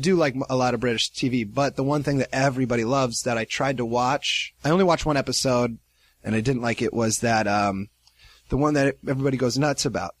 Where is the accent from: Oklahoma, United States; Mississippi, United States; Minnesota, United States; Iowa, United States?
Iowa, United States; moved away; I'm from Iowa